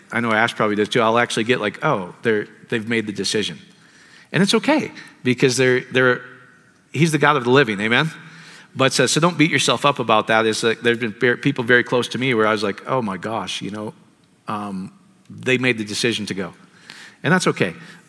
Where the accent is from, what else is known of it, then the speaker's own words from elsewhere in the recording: India; from India.